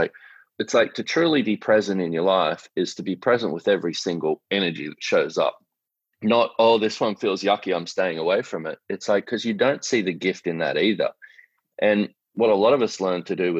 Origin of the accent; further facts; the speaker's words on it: Australia; I'm an Australian man